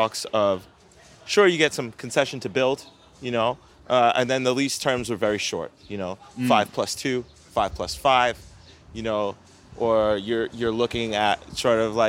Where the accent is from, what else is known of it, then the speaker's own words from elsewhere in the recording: New York City, New York, United States; I tell people where I'm from, I wasn't saying like, I would give them as like a point of reference, like, Coney Island, because everyone knows Coney Island. No one knows Manhattan Beach